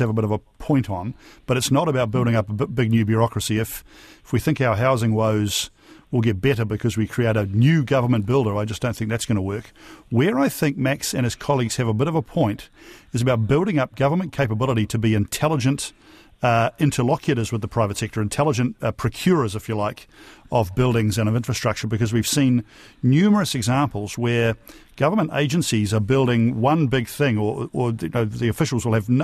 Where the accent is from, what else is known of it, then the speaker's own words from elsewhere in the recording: New Zealand; I feel as a New Zealander